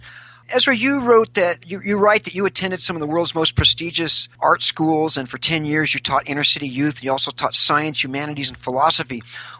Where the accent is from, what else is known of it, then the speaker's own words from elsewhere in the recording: Spokane, Washington, United States; Don't speak till you're Spokane, too. I went to high school there.